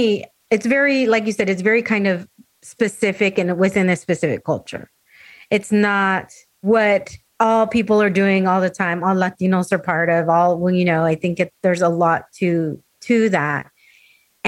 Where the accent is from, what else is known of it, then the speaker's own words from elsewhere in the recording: Escondido, California, United States; first language English; I grew up in San Diego. I grew up in North County in Escondido